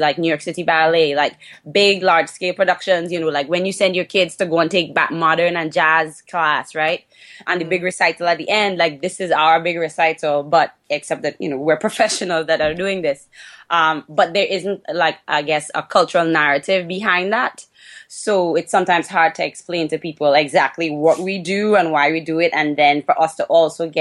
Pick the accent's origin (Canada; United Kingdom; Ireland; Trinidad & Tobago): Trinidad & Tobago